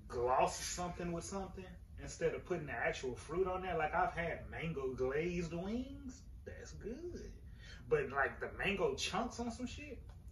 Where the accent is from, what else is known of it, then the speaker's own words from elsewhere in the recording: Houston, Texas, United States; I'm not from DC. I'm from Houston.